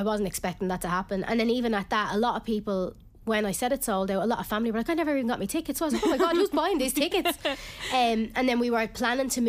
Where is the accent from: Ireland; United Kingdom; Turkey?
Ireland; I am Irish